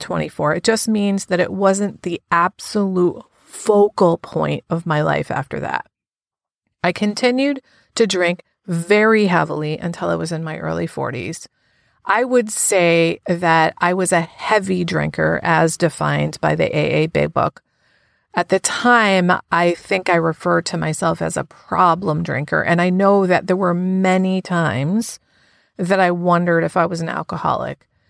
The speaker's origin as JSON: {"language": "English", "country": "United States", "tie": "born or raised there", "moved": "yes", "lives_now": "New Haven, United States", "said": "my hometown to show him where I grew up, which is about an hour from New Haven, where I live now."}